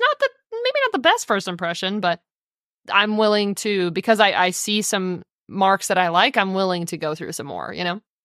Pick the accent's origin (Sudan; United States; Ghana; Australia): United States; as American culture